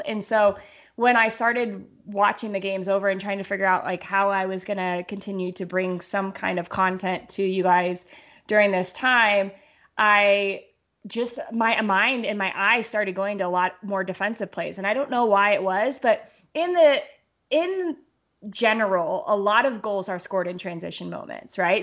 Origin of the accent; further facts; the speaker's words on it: Lakewood, Colorado, United States; also born or lived in Arvada, Colorado; we moved from Arvada to Lakewood, which is just like one suburb to the other, uh, my parents, we were four and five